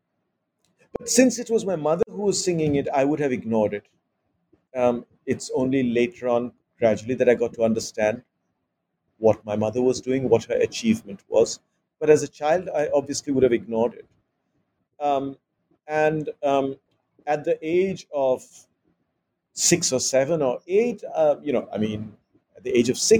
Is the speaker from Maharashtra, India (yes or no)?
yes; Mumbai, Maharashtra, India; I was growing up in Bombay, which is in Maharashtra and not in Bengal